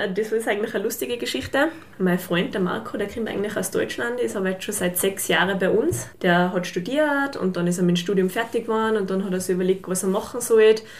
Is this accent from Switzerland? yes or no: no; St. Jakob in Haus, Tyrol, Austria; also born or lived in Fieberbrunn; ich komme aus St. Jakob eben, bin 27 Jahre alt und bin baldige Fieberbrunnerin. also jetzt noch waschechte Hauserin